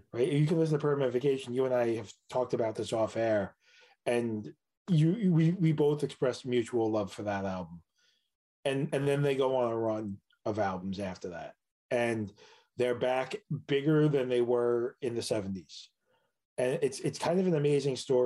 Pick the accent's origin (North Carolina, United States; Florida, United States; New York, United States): New York, United States; New York City; I was born in Queens